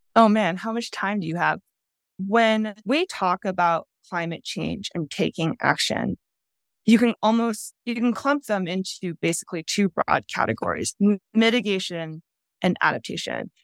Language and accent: English; outside of Boston, Massachusetts, United States; moved away; I grew up outside of Boston